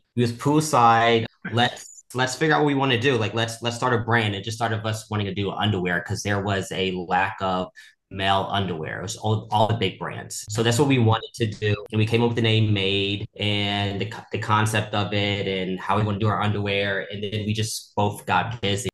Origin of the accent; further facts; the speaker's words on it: Houston, Texas, United States; now in Los Angeles, United States; I am actually from Houston, Texas